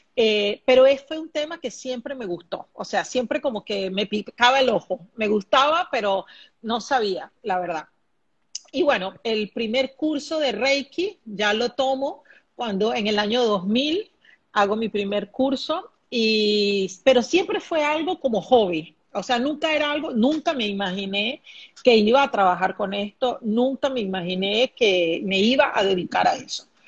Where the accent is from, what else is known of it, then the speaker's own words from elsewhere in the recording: Venezuela; also born or lived in Brazil / Singapore; now in Panama; Aquí en Panamá actualmente soy venezolana, pero actualmente vivo aquí en Panamá. He vivido en Brasil, Singapur